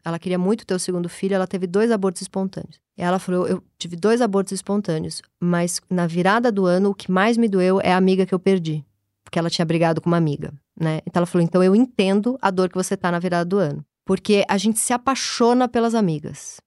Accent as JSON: {"language": "Portuguese", "country": "Brazil", "tie": "born or raised there", "said": "eu nasci na Zona Leste"}